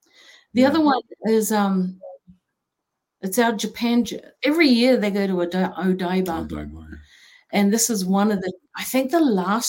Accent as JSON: {"language": "English", "country": "New Zealand", "moved": "yes", "said": "I was from New Zealand and the sister city was Auckland."}